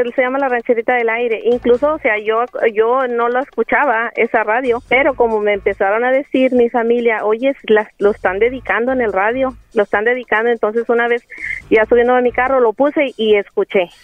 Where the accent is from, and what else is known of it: Coahuila, Mexico; now in San Antonio, United States